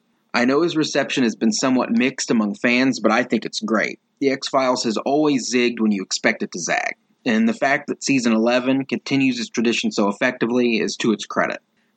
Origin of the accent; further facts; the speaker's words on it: Indiana, United States; from Indiana.